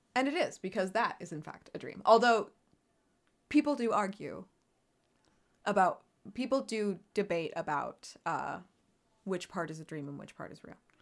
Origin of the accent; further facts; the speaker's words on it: United States; we are American